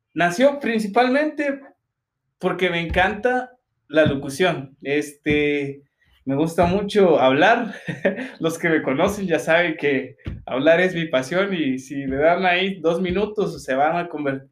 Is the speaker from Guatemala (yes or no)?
yes; Guatemala; cómo somos los chapines